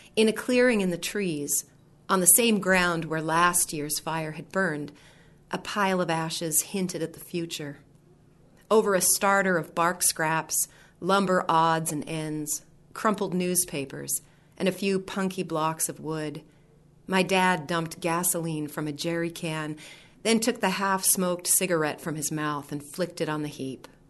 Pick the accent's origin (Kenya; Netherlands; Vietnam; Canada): Canada; Vanderhoof, British Columbia; moved away as an adult; also born or lived in Victoria, British Columbia; I was born and raised in the center of the province. The sign, if you drive through my hometown, says Vanderhoof, the heart of it all